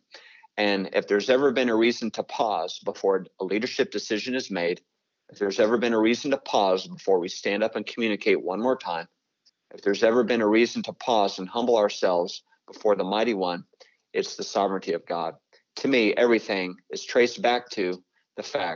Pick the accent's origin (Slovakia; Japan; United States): United States; Iowa; I'm from Iowa.